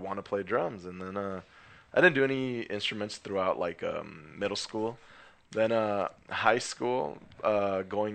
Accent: Maywood, California, United States; I'm from Maywood

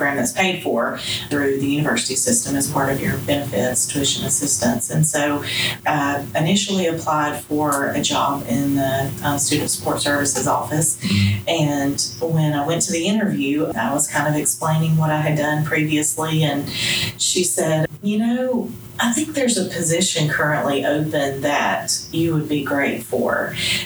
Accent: Rome, Georgia, United States; I'm from Rome, Georgia, born and bred

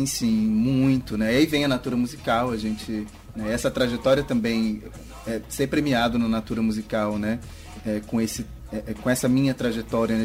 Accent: Marabá, Pará, Brazil; also born or lived in São Luís; now in Belém, Brazil; eu estava morando em Marabá, no sudeste do Pará, que é de onde eu sou, né? Hoje eu moro em Belém

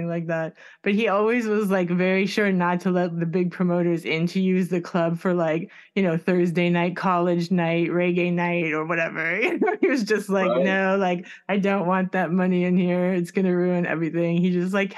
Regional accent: Miami, Florida, United States; I'm from Miami

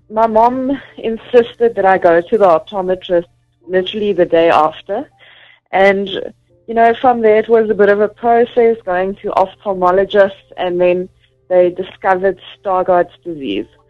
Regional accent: Vereeniging, Gauteng, South Africa; now in Johannesburg, South Africa; I was born in Gauteng in uh, Vereniging. It's along the Vaal River, and that's where I was brought up.

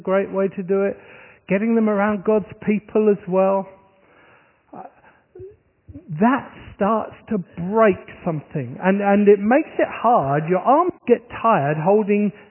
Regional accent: Horsham, South East England, United Kingdom; moved away; my hometown, which is Horsham in Sussex

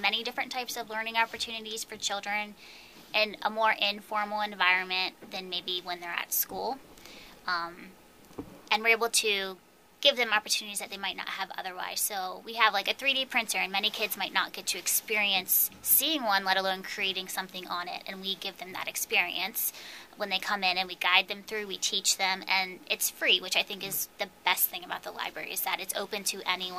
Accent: Hagerstown, Maryland, United States; moved away as an adult; also born or lived in Idaho / Clarion, Pennsylvania; now in Hanover, United States; I grew up in Hagerstown.

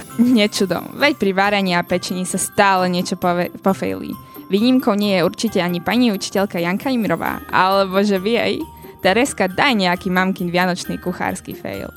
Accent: eastern Slovakia, Slovakia; o polievke sa u nás na východe stretneme aj s bobalkami

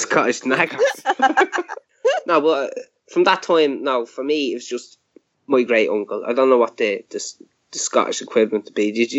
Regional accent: Ireland; I'm Irish.

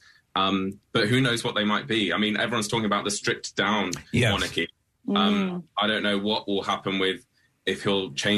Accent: United Kingdom; someone who has represented our country and worked for our country

